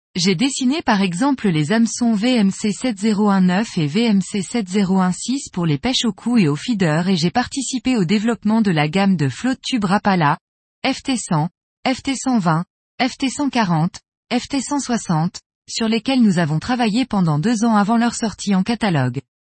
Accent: Bourgogne-Franche-Comté, France; moved away as an adult; also born or lived in Lozère; j'ai décidé de revenir m'installer, avec ma petite famille, dans ma région natale. J'y ai rejoint la ferme familiale

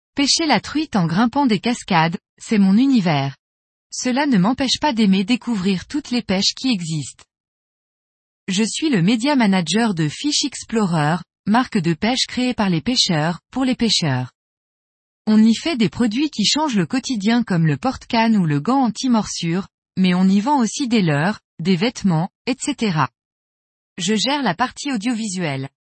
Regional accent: Switzerland; je suis suisse

